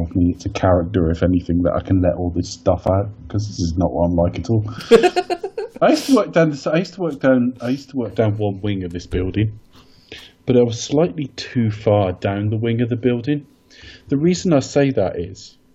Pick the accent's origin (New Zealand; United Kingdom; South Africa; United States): United Kingdom; we're British